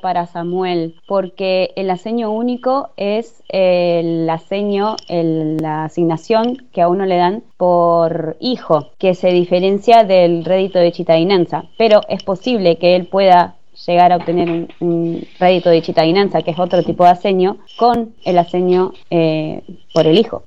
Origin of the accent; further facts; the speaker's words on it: Argentina; moved away as an adult; also born or lived in Brazil; now in San Benedetto del Tronto, Italy; Soy argentina, nací allí